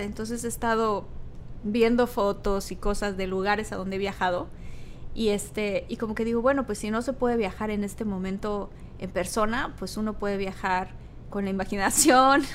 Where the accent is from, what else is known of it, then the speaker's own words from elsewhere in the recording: Tabasco, Mexico; Yo soy de Tabasco